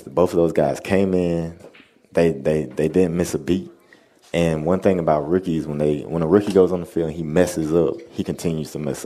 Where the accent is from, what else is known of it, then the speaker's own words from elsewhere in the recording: the South, United States; We're both from the South